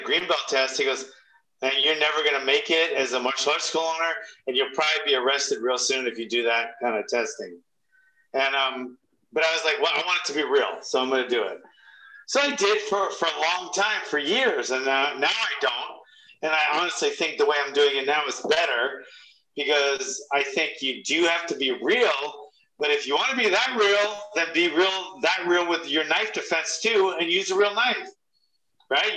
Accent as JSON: {"language": "English", "region": "Hawaii", "country": "United States", "said": "I'm from Hawaii"}